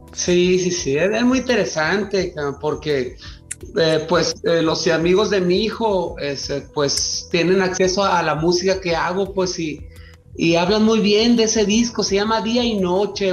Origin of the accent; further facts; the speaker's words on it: Mazatlán, Sinaloa, Mexico; yo que soy de Mazatlán